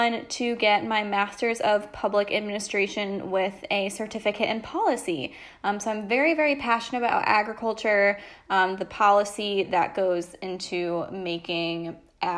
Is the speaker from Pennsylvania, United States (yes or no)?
no; Connecticut, United States; moved away as an adult; now in North Carolina, United States; I am 26, living in North Carolina. I'm originally from Connecticut